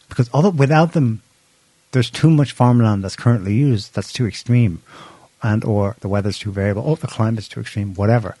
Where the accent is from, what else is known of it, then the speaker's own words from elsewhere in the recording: Ireland; we're Irish